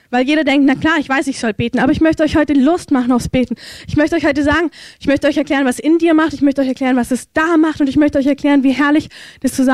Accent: Germany; ich verurteile es nicht, ich bin ja selber eine Deutsche

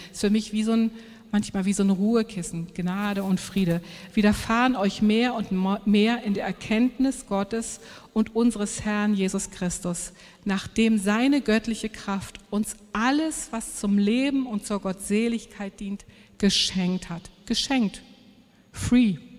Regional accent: Germany

